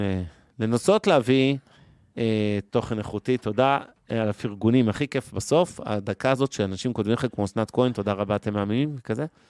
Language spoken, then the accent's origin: Hebrew; Ramat Gan, Tel Aviv District, Israel; חברי ילדות שלי שגדלו איתי ברמת גן